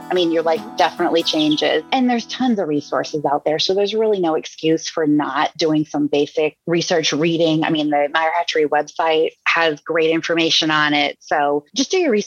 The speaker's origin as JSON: {"language": "English", "region": "Massachusetts", "country": "United States", "tie": "born or raised there", "moved": "as an adult", "lives_now": "Virginia, United States", "said": "I grew up in Massachusetts."}